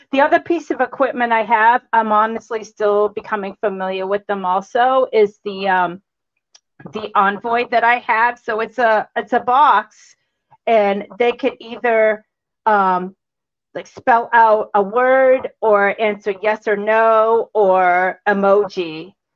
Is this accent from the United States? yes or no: yes; Cambridge, Massachusetts, United States; also born or lived in Boston; I grew up in Cambridge, and I've been here ever since.